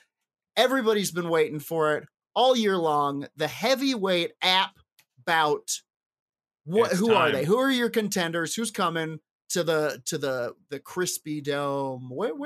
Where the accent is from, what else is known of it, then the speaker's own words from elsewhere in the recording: United Kingdom; I love mozzetta, pickled onions, because I'm very British.